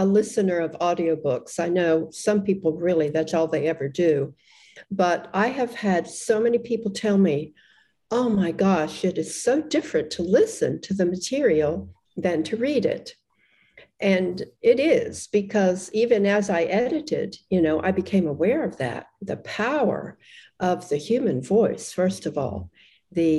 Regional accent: Australia

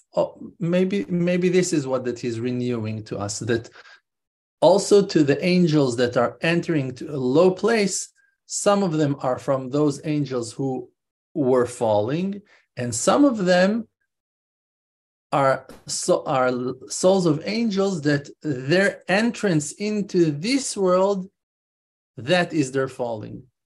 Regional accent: Israel; I'm Israeli, I'm not American

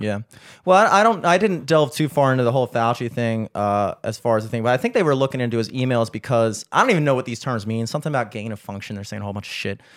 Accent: Towson, Maryland, United States; we grew up in Towson

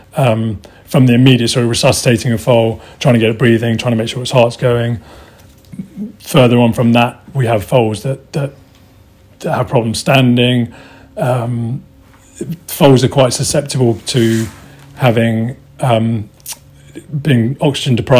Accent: Portugal; moved away; also born or lived in Newmarket; I'm originally from Portugal

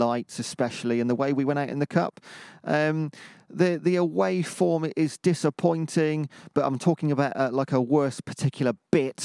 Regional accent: Cheltenham, South West England, United Kingdom; Cheltenham's my hometown

